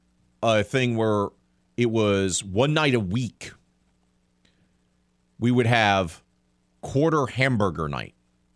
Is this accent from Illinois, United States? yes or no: no; Mobile, Alabama, United States; yes, sir. I'm from Mobile, where Crystal was very big as well.